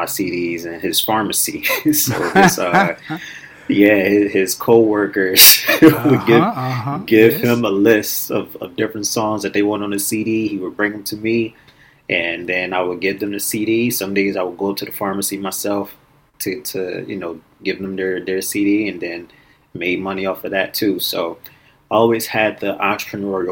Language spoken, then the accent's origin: English; Philadelphia, Pennsylvania, United States; moved away as an adult; now in Los Angeles, United States; Born and raised in Philadelphia, but currently live in Los Angeles